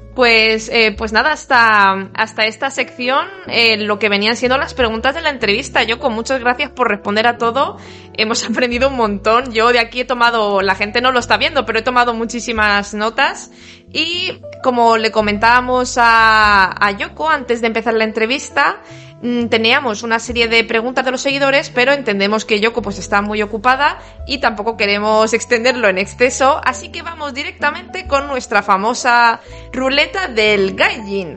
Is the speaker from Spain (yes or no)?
yes; Spain; Yo soy española